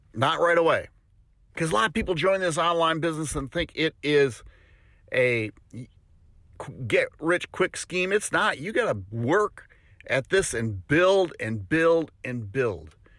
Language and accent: English; Wisconsin, United States; now in Tennessee, United States; I'm originally from Wisconsin